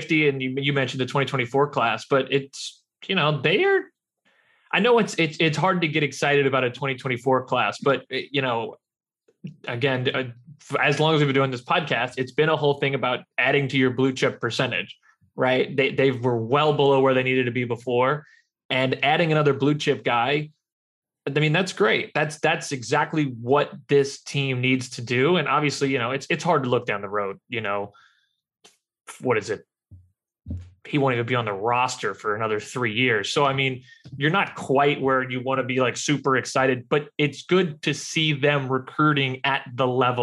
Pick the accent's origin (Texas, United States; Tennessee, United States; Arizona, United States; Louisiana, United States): Louisiana, United States; I grew up in Louisiana, was an LSU guy